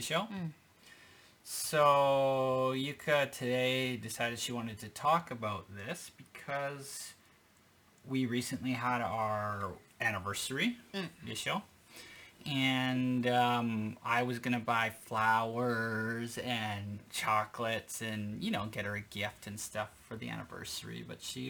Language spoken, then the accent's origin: English; Canada; moved away as an adult; now in Japan; I grew up in Canada